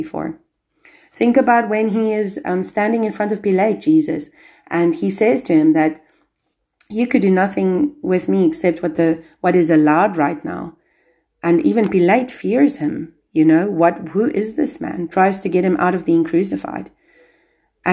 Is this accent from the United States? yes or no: no; South Africa; now in Albania; I'm South African. I've had to go. I've had to leave my country